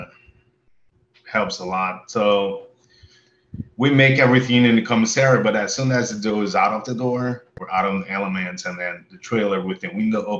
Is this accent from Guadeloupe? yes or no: no; Brazil; moved away as an adult; also born or lived in San Francisco Bay Area, United States; now in Austin, United States; So I was born and raised in Brazil. I moved here in the Bay Area when I was 20 years old, 2005